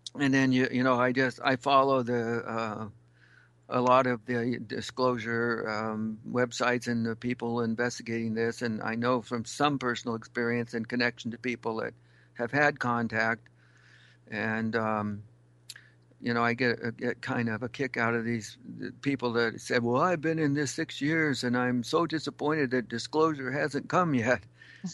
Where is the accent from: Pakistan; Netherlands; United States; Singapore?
United States; Western Washington; moved away as an adult; also born or lived in Alaska; I grew up in the Western Washington